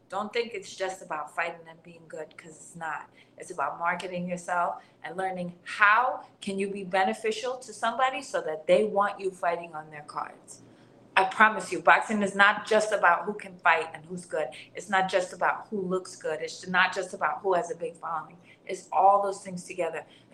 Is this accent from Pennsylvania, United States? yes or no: no; New York City, New York, United States; I grew up in Garrison Beach, just like a really like a working class, lower class community.